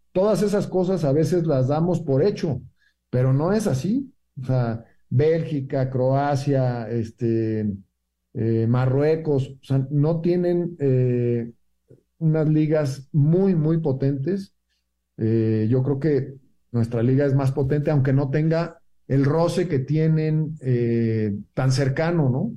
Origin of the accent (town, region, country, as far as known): Mexico